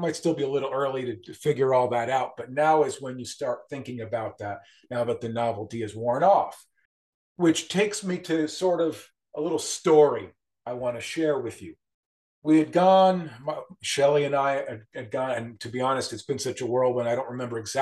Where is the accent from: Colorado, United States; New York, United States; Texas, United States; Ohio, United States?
New York, United States; Westchester County; moved away as an adult; also born or lived in Corning, New York / Savannah, Georgia / Erie, Pennsylvania; now in Wilmington, United States; I grew up in Westchester County, New York, suburban New York City, and lived there until I was about 24 years old